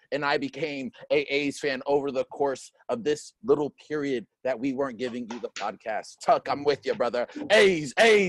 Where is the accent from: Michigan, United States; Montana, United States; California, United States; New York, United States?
California, United States; Sacramento; I am originally from Sacramento.